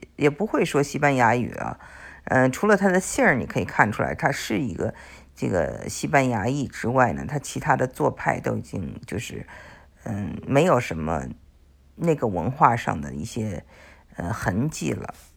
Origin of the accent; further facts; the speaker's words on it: China; also born or lived in Texas, United States; now in United States; 我们中国人